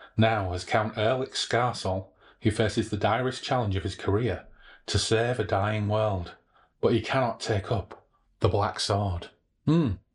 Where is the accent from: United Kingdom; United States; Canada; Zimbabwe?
United Kingdom; Hull, Yorkshire and the Humber; I grew up in Hull.